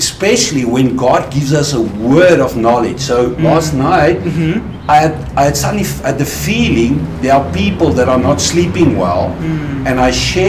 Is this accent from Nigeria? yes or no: no; South Africa; moved away as an adult; also born or lived in Swaziland; I'm originally from South Africa. So I grew up in South Africa.